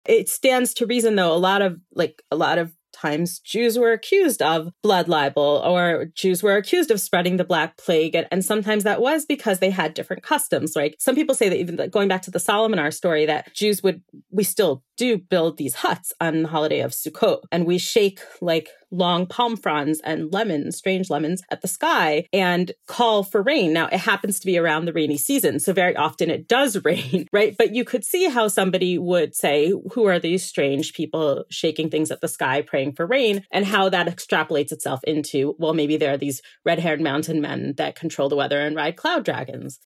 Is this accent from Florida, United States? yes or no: yes; Miami Beach, Florida, United States; now in Israel; I was born in Miami Beach, Florida. That's where I'm originally from. And I did spend about half my life there.